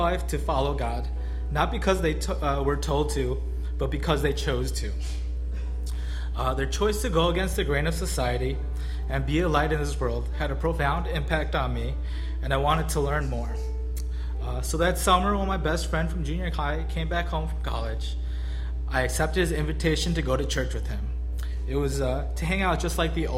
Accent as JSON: {"language": "English", "town": "Skokie", "region": "Illinois", "country": "United States", "tie": "born or raised there", "said": "I grew up close by in Skokie"}